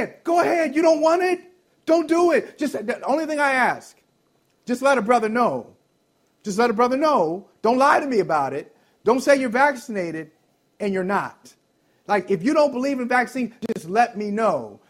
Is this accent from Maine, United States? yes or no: no; Ohio, United States; moved away